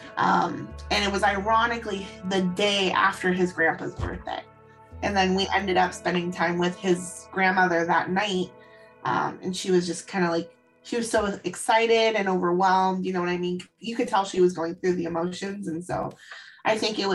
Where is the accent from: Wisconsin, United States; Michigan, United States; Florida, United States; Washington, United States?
Washington, United States; Seattle; I am from Seattle, Washington.